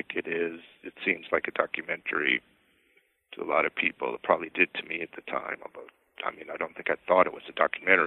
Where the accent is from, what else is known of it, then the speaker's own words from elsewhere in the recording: outside Boston, Massachusetts, United States; I grew up outside Boston